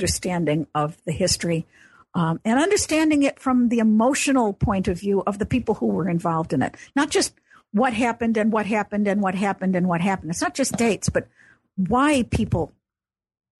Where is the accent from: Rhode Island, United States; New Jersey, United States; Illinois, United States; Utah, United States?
Illinois, United States; Chicago; I grew up in Chicago, so I'm an Illinois girl.